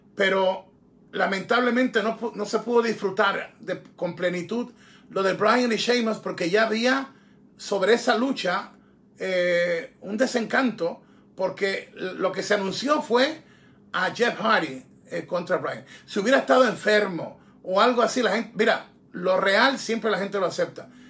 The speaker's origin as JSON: {"language": "Spanish", "town": "Guayaquil", "region": "Guayas", "country": "Ecuador", "moved": "yes", "said": "para mi tierra, para Guayaquil"}